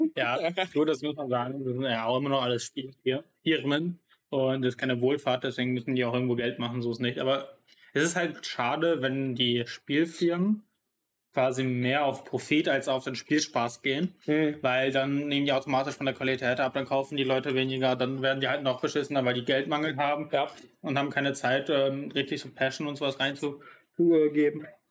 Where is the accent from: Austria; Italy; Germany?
Germany; North Rhine-Westphalia; da wo ich herkomme aus ähm, Deutschland, NRW